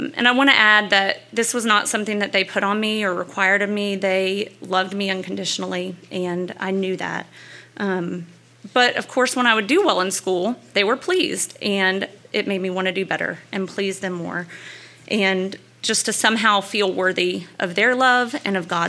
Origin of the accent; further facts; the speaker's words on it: Louisiana, United States; I grew up in Louisiana